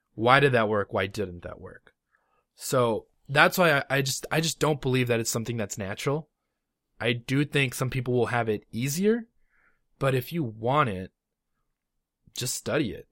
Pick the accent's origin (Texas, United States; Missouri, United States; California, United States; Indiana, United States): California, United States; Los Angeles; moved away; I'm originally from Los Angeles, California